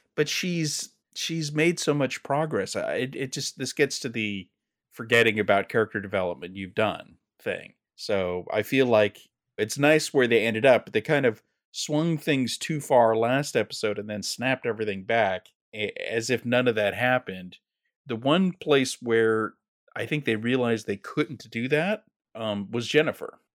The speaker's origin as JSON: {"language": "English", "region": "California", "country": "United States", "said": "I'm a Californian"}